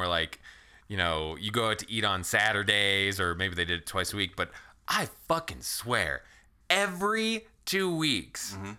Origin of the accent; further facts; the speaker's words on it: Texas, United States; Growing up in Tejas